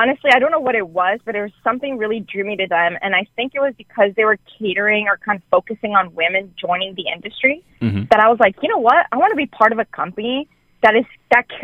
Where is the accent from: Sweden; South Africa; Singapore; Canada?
Canada; Montreal, Quebec; I grew up in Canada. In Montreal, specifically. It's in Quebec.